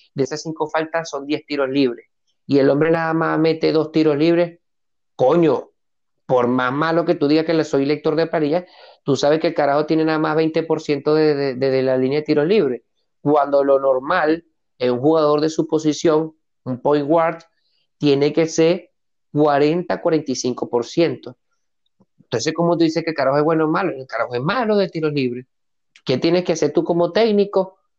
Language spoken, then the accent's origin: Spanish; Barquisimeto, Lara, Venezuela; en Barquisimeto, de donde soy oriundo